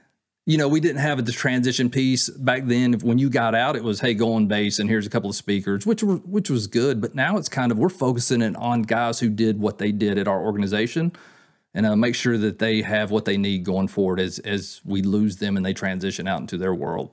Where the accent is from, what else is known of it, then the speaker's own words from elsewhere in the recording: Georgia, United States; I grew up near the Southern Terminus down in Georgia.